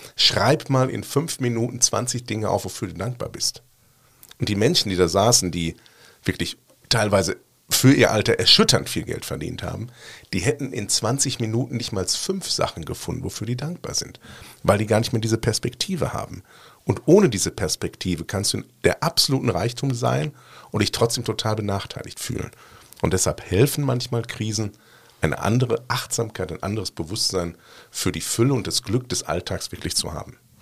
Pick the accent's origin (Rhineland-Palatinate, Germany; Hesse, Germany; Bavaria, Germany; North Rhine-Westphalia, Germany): North Rhine-Westphalia, Germany; Ruhr area; now in Cologne, Germany; ich komme ursprünglich aus dem Ruhrgebiet